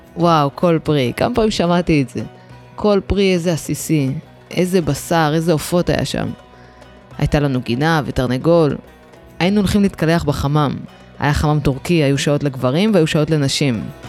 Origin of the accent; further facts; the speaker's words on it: Ramla, Central District, Israel; אני כל החיים שלי גדלתי ברמלה